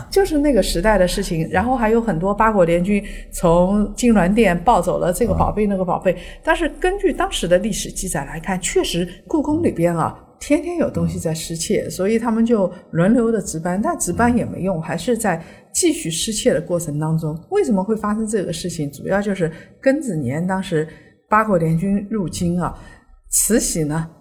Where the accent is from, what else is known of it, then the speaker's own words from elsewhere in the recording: China; 我们中国人传统排序里边都是士农工商嘛